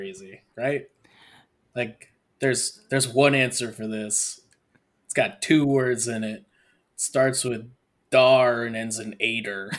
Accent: Syracuse, New York, United States; I'm from Syracuse

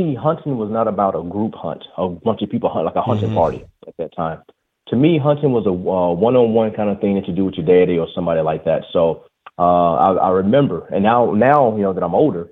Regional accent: Talladega, Alabama, United States; I am from Alabama, Talladega, Alabama, born and raised.

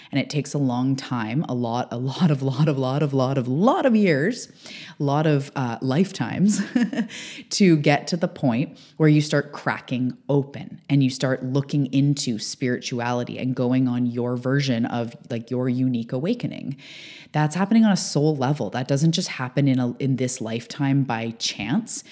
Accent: Canada; also born or lived in Vancouver Island, British Columbia; I am a Canadian living on the West Coast on Vancouver Island in my beautiful beach town

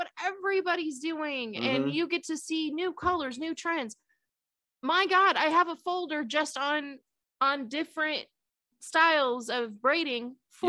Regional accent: California, United States; I grew up in California.

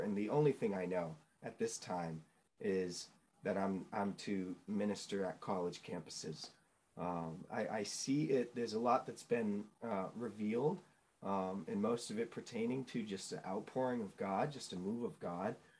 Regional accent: New Hampshire, United States; also born or lived in Chicago, Illinois; I grew up in New England. Uh, I'm a New England native. I was born in Chicago, um, but got swiftly pulled up and moved to New Hampshire

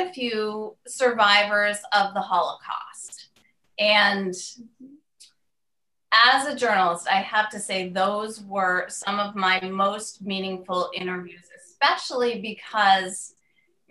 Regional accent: Maine, United States; moved away as an adult; back in my home state of Maine

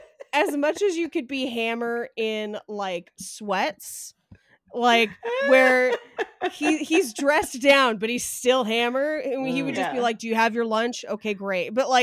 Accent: Bay Area, California, United States; I grew up in the Bay Area.

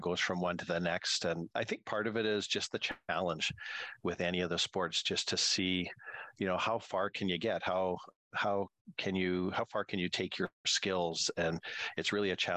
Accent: Prince George, British Columbia, Canada; as a kid, really, growing up in Prince George.

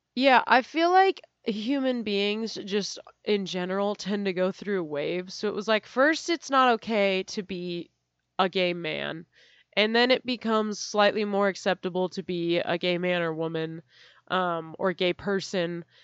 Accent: California, United States; I'm from California

